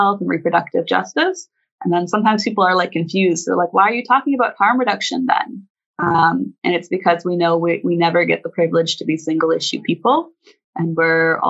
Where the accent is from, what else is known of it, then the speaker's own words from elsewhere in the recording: Toronto, Ontario, Canada; I'm Anishinaabe from Charlotte Lake, which is a small community in southern Ontario. But I really had the honor and the privilege to be raised up by a bunch of aunties and my mom in Toronto